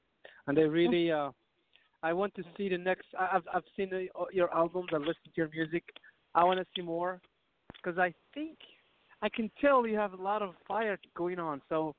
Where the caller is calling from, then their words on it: Virginia, United States; I am in D.C. I'm actually calling from